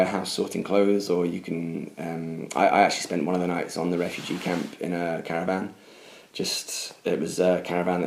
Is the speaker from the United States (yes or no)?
no; United Kingdom